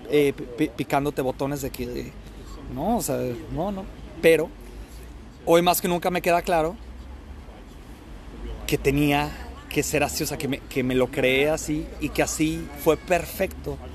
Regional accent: Colombia; now in Melbourne, Australia; Todero, decimos en Colombia.

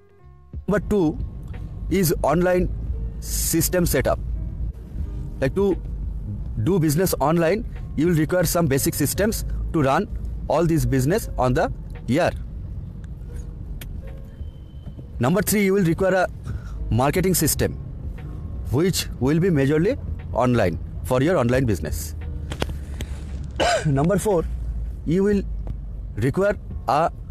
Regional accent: India; from India

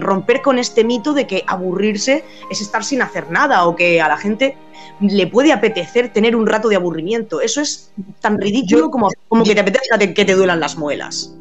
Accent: Region of Murcia, Spain; moved away as an adult; also born or lived in Alicante / Germany / United States; now in Madrid, Spain; yo soy murciana, aunque soy un poco trotamundo, y, y ya he estado viviendo en Alicante, en Alemania, en Estados Unidos y ahora en Madrid, pero mis raíces son murcianas

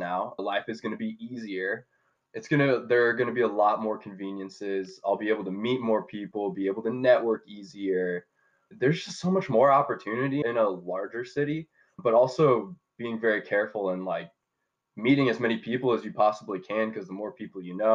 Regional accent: Seattle, Washington, United States; also born or lived in Portland, Oregon; originally born in Seattle, Washington, born and raised in the Pacific Northwest my whole life

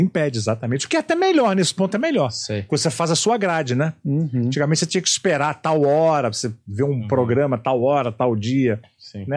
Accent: Rio de Janeiro, Brazil; Eu sou carioca

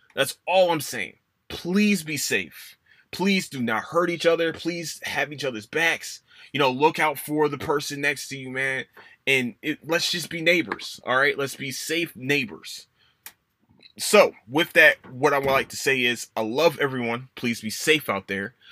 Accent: Philadelphia, Pennsylvania, United States; moved away; it's my hometown. I love Philadelphia

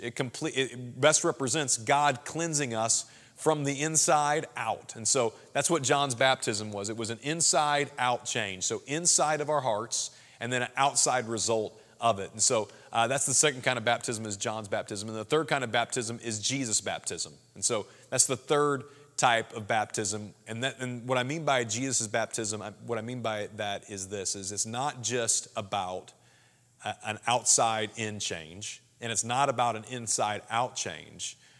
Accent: Springfield, Missouri, United States; now in St. Louis, United States; I'm from Southwest Missouri, Springfield, Missouri originally

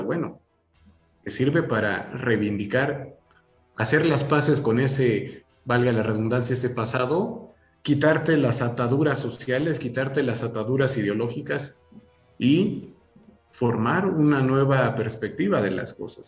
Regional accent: Mexico; como sociedad mexicana

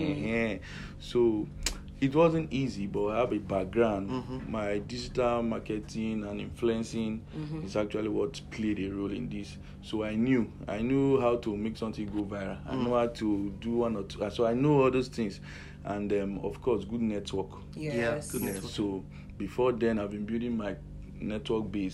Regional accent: Port Harcourt, Rivers State, Nigeria; also born or lived in Edo State; now in Benin City, Nigeria; I grew up in Port Harcourt. Yes, River State.

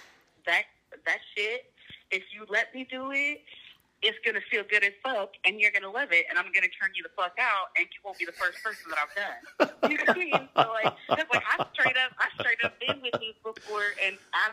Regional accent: Topeka, Kansas, United States; I'm from Topeka, Kansas

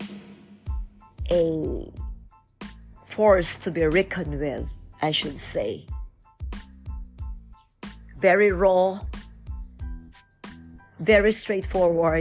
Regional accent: Philippines; different barangays in my hometown

